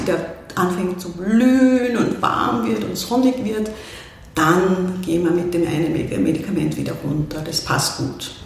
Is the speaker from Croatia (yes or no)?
no; Austria; also born or lived in Vienna, Austria; now in Klosterneuburg, Austria; Ich bin am Land groß geworden